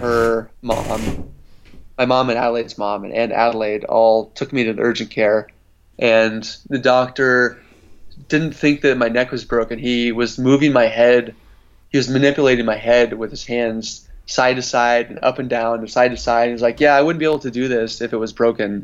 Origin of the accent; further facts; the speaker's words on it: Oregon coast, United States; I grew up surfing on the Oregon coast